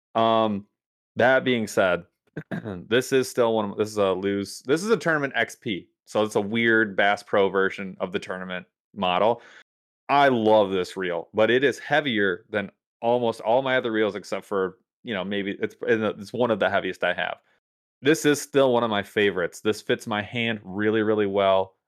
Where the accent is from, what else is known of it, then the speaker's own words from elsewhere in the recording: United States; as an American